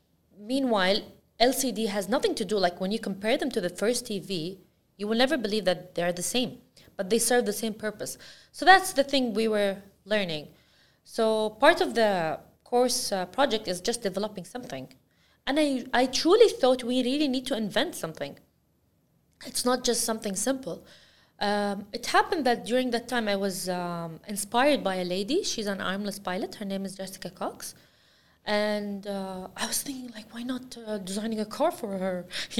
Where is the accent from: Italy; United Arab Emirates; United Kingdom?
United Arab Emirates; Al Ain, Abu Dhabi; now in Abu Dhabi, United Arab Emirates; Yeah, I'm from Al Ain, and only the last 7 years of my life, I just moved to Abu Dhabi, and yeah, now I'm using this, I am from Abu Dhabi.